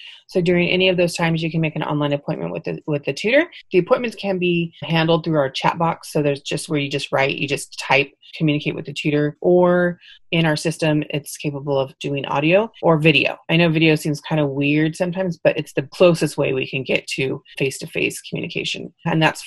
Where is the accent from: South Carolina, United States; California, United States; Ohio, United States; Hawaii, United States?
California, United States; Fresno; I'm originally from Fresno, but I commute every day to Visalia